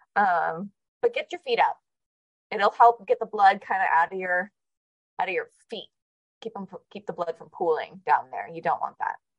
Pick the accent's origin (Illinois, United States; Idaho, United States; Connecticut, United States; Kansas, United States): Connecticut, United States; now in Arizona, United States; I grew up in Connecticut